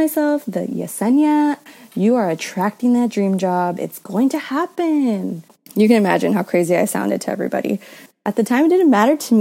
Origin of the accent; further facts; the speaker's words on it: San Bernardino County, California, United States; I grew up in San Bernardino County. It's like California, about an hour east of Los Angeles